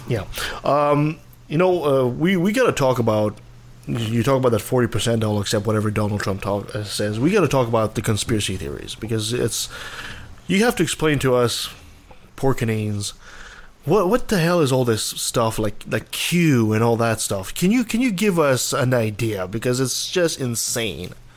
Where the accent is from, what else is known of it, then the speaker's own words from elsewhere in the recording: Canada; I'm Canadian